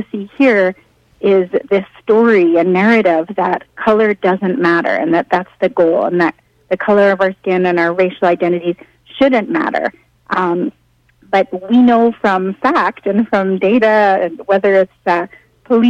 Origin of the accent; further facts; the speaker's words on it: New York City, New York, United States; I'm a native New Yorker.